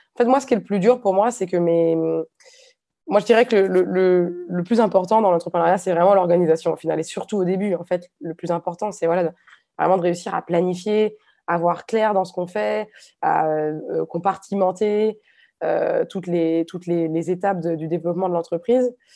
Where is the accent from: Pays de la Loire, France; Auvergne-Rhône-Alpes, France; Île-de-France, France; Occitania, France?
Pays de la Loire, France; Nantes; moved away as an adult; now in Hungary; je suis nantaise d'origine